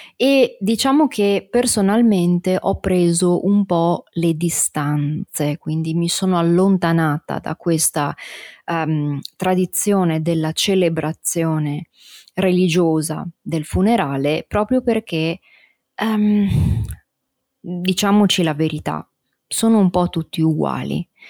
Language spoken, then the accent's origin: Italian; Italy; la cultura del mio paese è anche questa, quindi una cultura, eh, fortemente religiosa